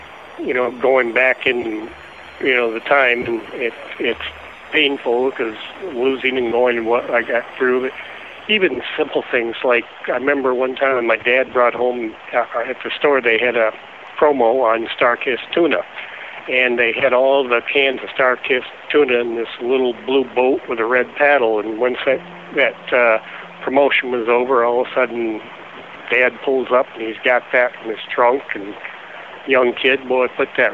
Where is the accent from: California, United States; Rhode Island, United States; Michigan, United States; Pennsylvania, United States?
Michigan, United States; Hastings; also born or lived in Gun Lake, Michigan; I grew up in Hastings, Michigan, and a small town, you know, between Grand Rapids and Kalamazoo